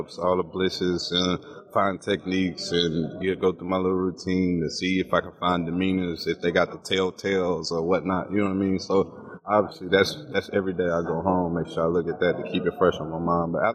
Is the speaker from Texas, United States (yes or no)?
yes; Palestine, Texas, United States; I went to Palestine